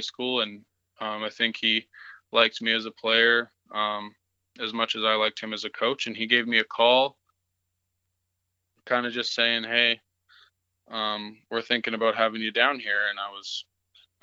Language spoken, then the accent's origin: English; Beaumont, Alberta, Canada; I grew up playing in Beaumont.